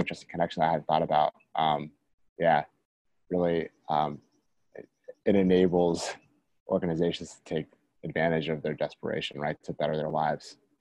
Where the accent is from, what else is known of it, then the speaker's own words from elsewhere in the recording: Washington, District of Columbia, United States; I'm from Washington